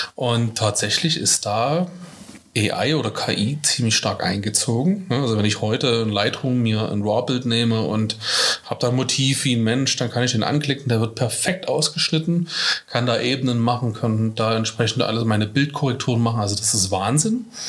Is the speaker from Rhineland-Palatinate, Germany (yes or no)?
no; Dresden, Saxony, Germany; accent: Dresden Singsang; wo komme ich her? Äh, aus Dresden. Man hört es vielleicht ein kleines bisschen an meinem Singsang